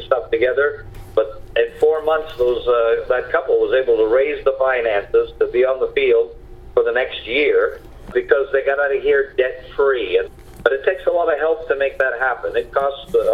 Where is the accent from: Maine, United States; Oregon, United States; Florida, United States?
Maine, United States; Caribou; when I was just a child growing up in Caribou, Maine